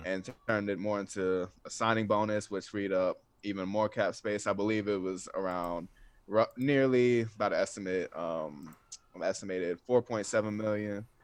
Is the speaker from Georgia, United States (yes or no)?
yes; Atlanta, Georgia, United States; I'm from North Atlanta